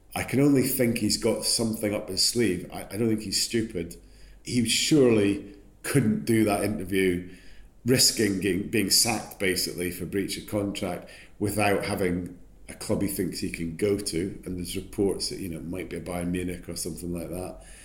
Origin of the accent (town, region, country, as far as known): Scotland, United Kingdom